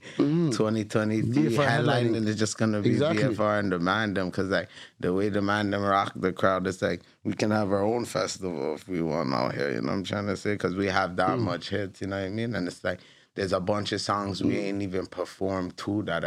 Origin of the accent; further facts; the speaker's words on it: Toronto, Ontario, Canada; also born or lived in Black Creek, Toronto / Mount Olive, Rexdale, Toronto; growing up in, like, Driftwood, you know what I mean? I was born, actually, to be honest, I was born in Black Creek